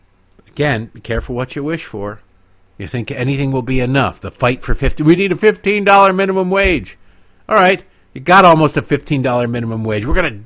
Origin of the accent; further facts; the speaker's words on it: Michigan, United States; now in Maryland, United States; My home state of Michigan. Oh, Michigan, my Michigan.